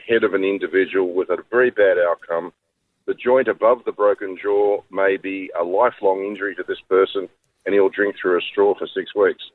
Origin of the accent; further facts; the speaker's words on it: Sydney, New South Wales, Australia; also born or lived in Penrith; when you're born in Darlinghurst